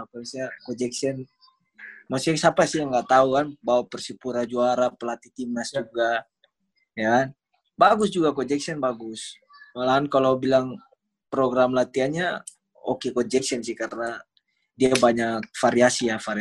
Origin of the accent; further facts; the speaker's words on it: Ternate, North Maluku, Indonesia; born there; karena tanah kelahiran saya.